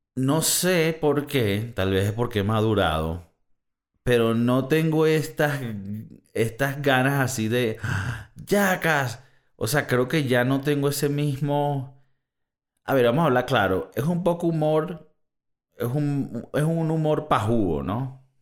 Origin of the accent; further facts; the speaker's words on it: Valencia, Carabobo, Venezuela; en Valencia, de donde yo soy